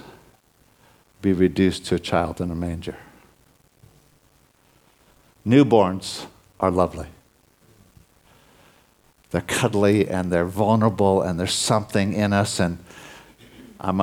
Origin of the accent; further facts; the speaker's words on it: United States; moved away; I'm originally from the States